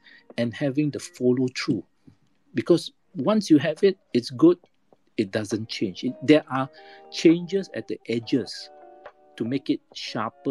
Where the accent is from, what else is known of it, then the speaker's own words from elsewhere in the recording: Malaysia; I'm Malaysian. I love my country